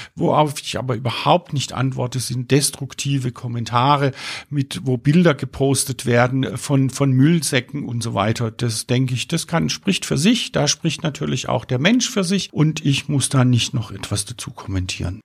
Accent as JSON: {"language": "German", "town": "Pforzheim", "region": "Baden-Württemberg", "country": "Germany", "tie": "born or raised there", "also_born_or_lived": "Freiburg", "said": "Es ist meine Heimatstadt. Ich kenne diese Stadt in- und auswendig. Ich bin hier geboren, aufgewachsen"}